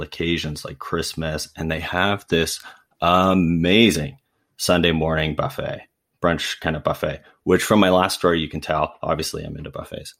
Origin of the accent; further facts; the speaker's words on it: Ancaster, Ontario, Canada; I grew up in Ancaster, Ontario, which is just outside of Hamilton.